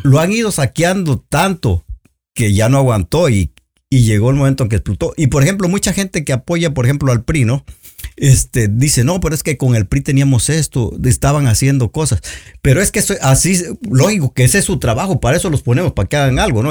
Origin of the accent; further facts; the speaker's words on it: Oaxaca, Mexico; now in United States; yo soy de Oaxaca